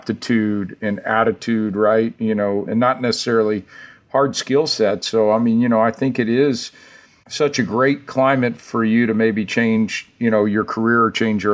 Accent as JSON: {"language": "English", "region": "Texas", "country": "United States", "tie": "born or raised there", "said": "I grew up in Texas my whole life"}